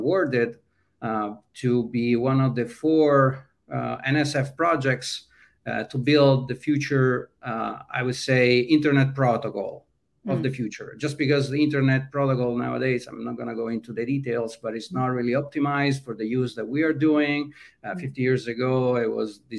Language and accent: English; Italy; moved away as an adult; now in California, United States; in Italy, growing up in a small town